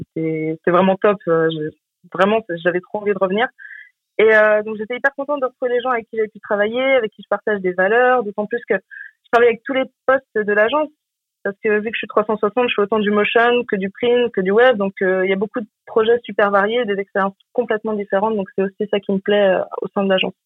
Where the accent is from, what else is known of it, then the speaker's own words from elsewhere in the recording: Deux-Sèvres, Nouvelle-Aquitaine, France; moved away as an adult; now in Nantes, France; à l'original je suis des Deux-Sèvres. Je suis arrivée à Nantes en 2010, euh, juste après mon bac